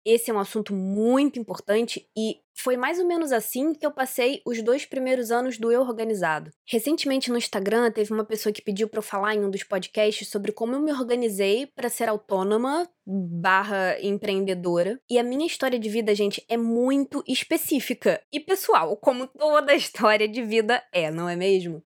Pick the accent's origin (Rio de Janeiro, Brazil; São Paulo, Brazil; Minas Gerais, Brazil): Rio de Janeiro, Brazil; also born or lived in Santa Catarina / Porto, Portugal; Eu não sou nascida no Rio de Janeiro, oficialmente eu nasci em Santa Catarina, mas eu tô aqui no Rio desde três dias de vida, então assim, eu sou carioca.